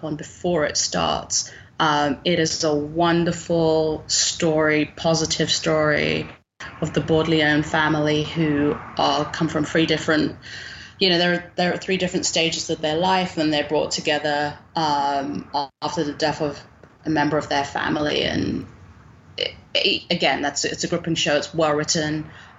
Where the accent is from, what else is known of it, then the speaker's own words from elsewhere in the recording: United Kingdom; as a Brit